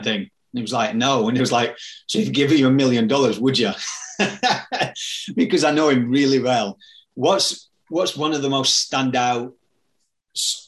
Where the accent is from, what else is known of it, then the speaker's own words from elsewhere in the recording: Yorkshire and the Humber, United Kingdom; where I'm from Yorkshire